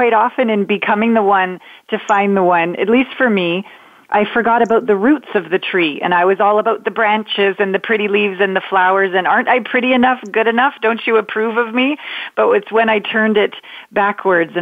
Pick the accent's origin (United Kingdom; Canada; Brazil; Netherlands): Canada; moved away as an adult; now in United States; I'm a Canadian, small town Canadian girl. I live in the States now